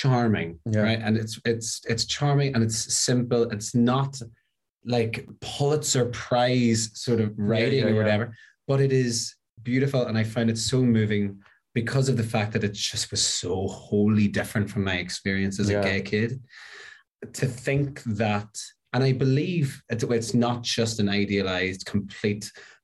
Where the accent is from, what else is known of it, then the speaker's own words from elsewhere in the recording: Northern Ireland, United Kingdom; my culture sort of growing up in Northern Ireland